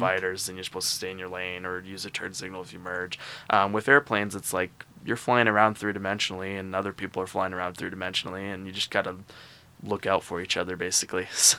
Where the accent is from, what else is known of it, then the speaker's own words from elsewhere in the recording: Boise, Idaho, United States; also born or lived in California / North Carolina; So I call Boise my hometown. The reason is because I spent all 4 years of high school there.